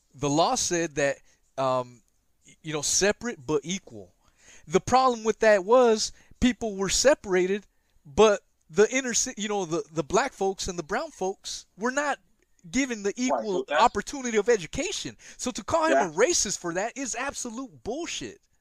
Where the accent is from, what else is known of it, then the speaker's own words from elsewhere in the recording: West Coast, United States; I grew up in the West Coast